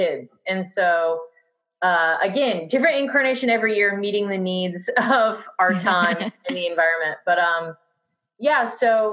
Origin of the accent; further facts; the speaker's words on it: Auburn, Alabama, United States; I am from Auburn